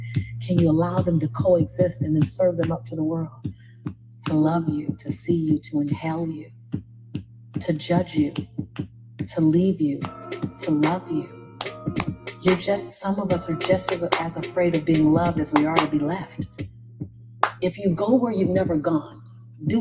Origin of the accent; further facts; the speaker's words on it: Los Angeles, California, United States; as born and raised in South Central